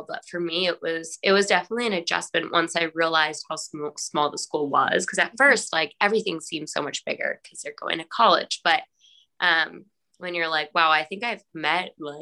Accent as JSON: {"language": "English", "town": "Mashpee", "region": "Massachusetts", "country": "United States", "said": "I'm from Mashpee."}